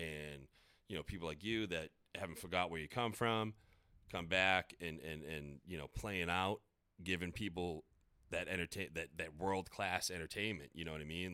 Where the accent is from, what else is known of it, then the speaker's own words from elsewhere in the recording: North Andover, Massachusetts, United States; also born or lived in Falmouth, Massachusetts; I grew up in North Andover